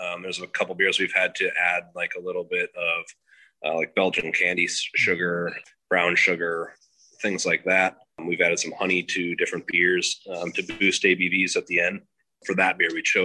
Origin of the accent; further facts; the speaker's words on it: Madison, Wisconsin, United States; I grew up in Madison, Wisconsin